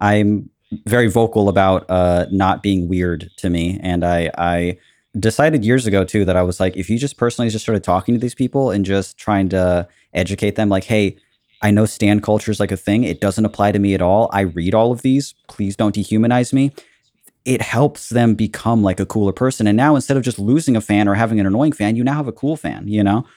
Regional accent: Southern California, United States; also born or lived in Cabo San Lucas, Mexico / La Paz, Mexico / Washington State, United States; I've been in Southern California my whole life

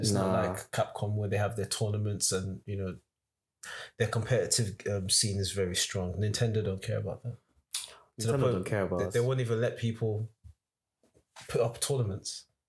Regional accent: Australia; 2008 or something. I came from Australia.

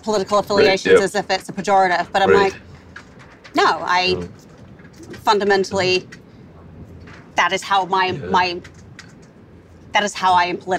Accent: Wellington, New Zealand; also born or lived in New York, United States; now in Los Angeles, United States; Wellington. I grew up in Wellington.

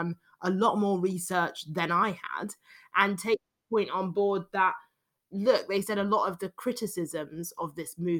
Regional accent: London, United Kingdom; accent: London British accent; I'm a Londoner, obviously, which is a very liberal city

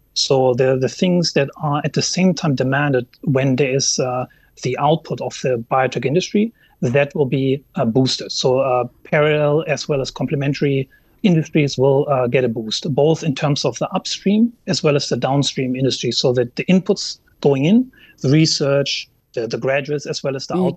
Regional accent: Germany; moved away; my home country, Germany

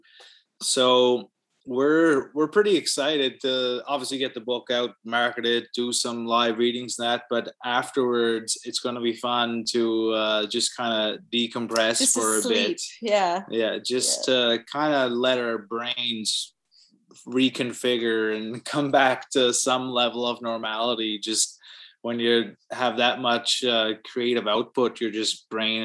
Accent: Cape Breton Island, Nova Scotia, Canada; now in Halifax, Canada; I'm from Cape Breton Island originally

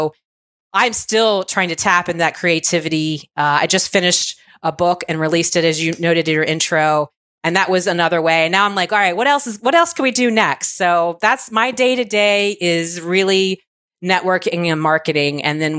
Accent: Virginia, United States; So I was raised in Virginia by a single mom. We were sort of lower middle class.

